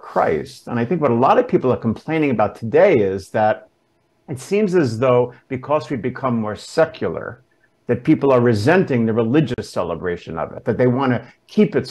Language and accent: English; New York City, New York, United States; also born or lived in Westchester, New York; I grew up in Brooklyn.